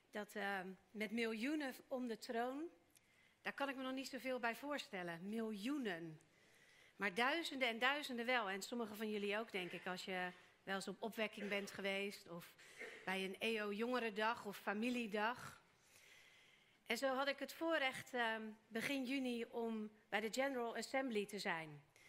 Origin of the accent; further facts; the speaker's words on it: Netherlands; wij als Nederlanders